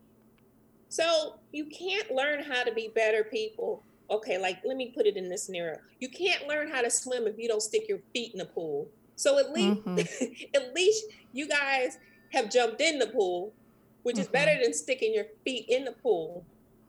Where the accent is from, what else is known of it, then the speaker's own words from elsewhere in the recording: Jamaica; moved away; I'm actually from the West Indies